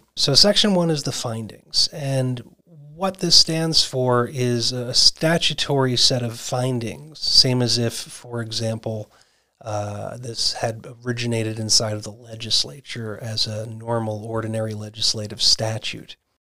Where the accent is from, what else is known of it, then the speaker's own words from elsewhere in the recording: Arizona, United States; And in these lucky 24 states, of which my home state of Arizona is one